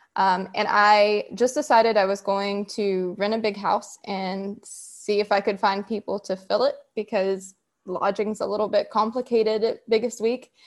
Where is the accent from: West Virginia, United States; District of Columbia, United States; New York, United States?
West Virginia, United States; I'm from West Virginia, born and raised, and I'm still living here now.